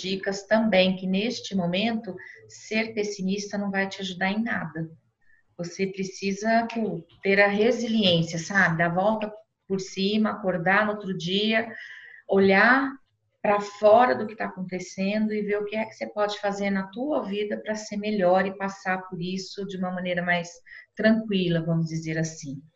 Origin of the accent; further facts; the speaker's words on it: Brazil; nós, como brasileiros